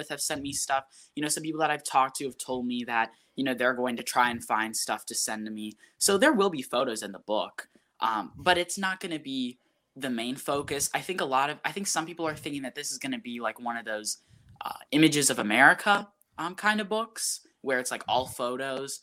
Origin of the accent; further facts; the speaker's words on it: Mason, Ohio, United States; also born or lived in Cleveland, Ohio; I'm from the Cleveland area originally, and I moved to Cincinnati, moved to Mason when I was 4